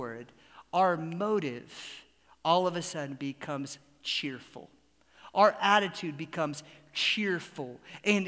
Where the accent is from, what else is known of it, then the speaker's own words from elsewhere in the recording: Atlanta, Georgia, United States; growing up in Atlanta